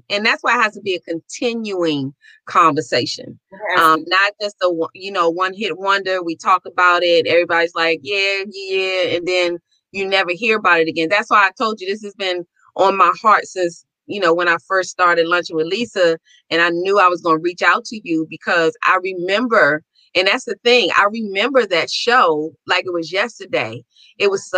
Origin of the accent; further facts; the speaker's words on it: Washington, District of Columbia, United States; I said, Washington, D.C.